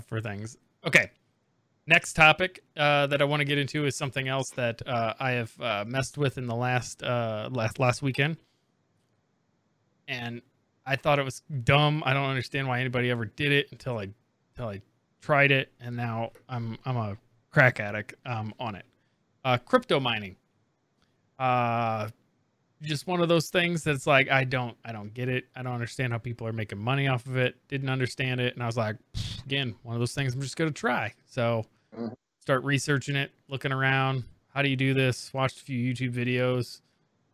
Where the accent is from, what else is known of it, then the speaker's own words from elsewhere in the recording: Indiana, United States; I'm coming from Indiana, which is huge basketball